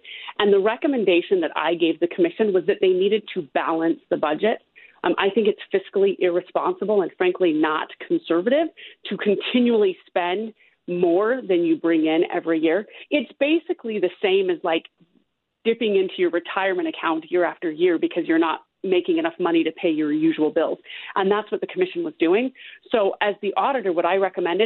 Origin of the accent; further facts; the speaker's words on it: Utah, United States; moved away as an adult; also born or lived in Canada / North Carolina / Illinois; I was actually born and raised in Utah County.